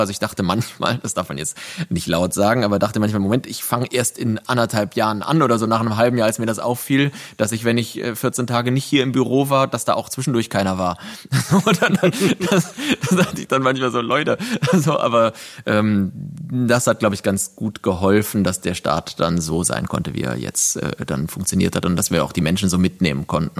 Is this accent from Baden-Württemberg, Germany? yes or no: no; countryside between Cologne and Bonn, North Rhine-Westphalia, Germany; moved away as an adult; also born or lived in Berlin; jetzt haben wir unsere Homebase zwischen Köln und Bonn auf dem Land, auf dem, wo ich aufgewachsen bin, meinem Elternhaus